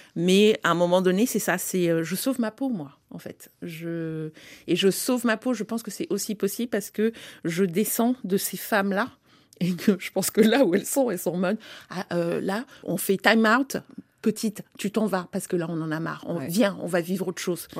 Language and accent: French; France; also born or lived in Africa; je suis née en Afrique, mais j'ai grandi et j'ai été éduquée en France